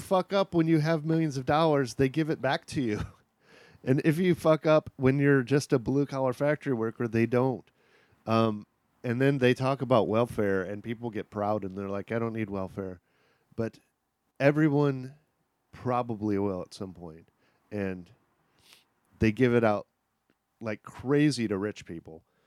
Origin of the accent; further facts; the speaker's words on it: Kankakee, Illinois, United States; moved away; Illinois, Kankakee, Illinois, which is a rural town about an hour from Chicago